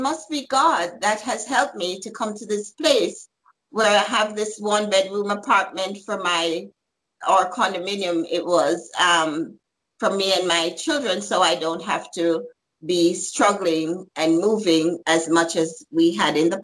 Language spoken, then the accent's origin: English; Jamaica; moved away as an adult; also born or lived in New York; I'm from Jamaica originally and had moved to New York